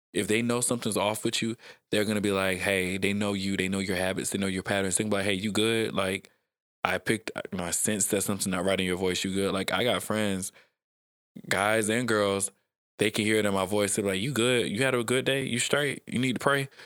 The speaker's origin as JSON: {"language": "English", "region": "South Georgia", "country": "United States", "tie": "born or raised there", "also_born_or_lived": "Atlanta, Georgia", "said": "I grew up in South Georgia"}